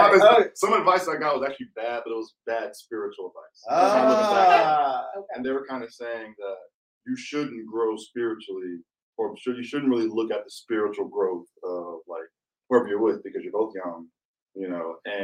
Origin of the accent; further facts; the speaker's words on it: Dallas, Texas, United States; I am from Dallas, Texas